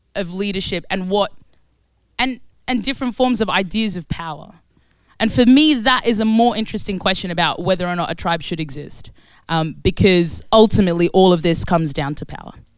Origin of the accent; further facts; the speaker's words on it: Australia; also born or lived in Khartoum, Sudan; now in London, United Kingdom; So I was born in Sudan. I was born in Khartoum, Sudan. And I grew up in Australia. And I now live in East London